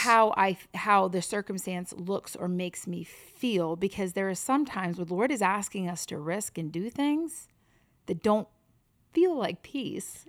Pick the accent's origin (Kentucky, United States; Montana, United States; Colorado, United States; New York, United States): New York, United States; growing up in New York